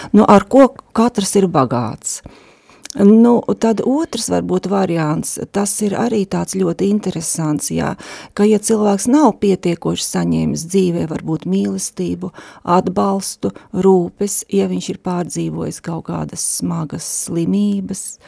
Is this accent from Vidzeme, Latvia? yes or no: no; Daugavpils, Latgale, Latvia; moved away as an adult; now in Riga, Latvia; es esmu dzimusi Daugavpilī un līdz 19 gadu vecumam esmu dzīvojusi tur